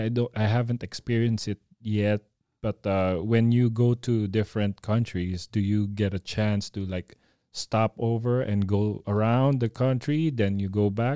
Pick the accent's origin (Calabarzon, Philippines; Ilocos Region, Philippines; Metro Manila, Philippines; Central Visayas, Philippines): Metro Manila, Philippines; Las Piñas; also born or lived in Cabanatuan; I was born in Cabanatuan, but I grew up in Las Piñas.